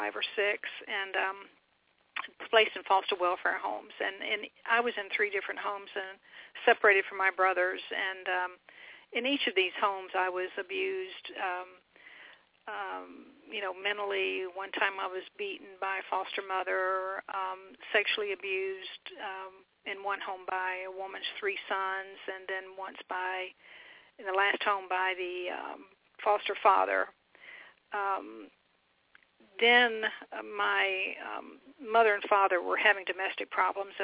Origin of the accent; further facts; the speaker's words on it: Atlanta, Georgia, United States; also born or lived in Norfolk, Virginia; Originally I'm from Norfolk, Virginia, but I came to Atlanta many, many years ago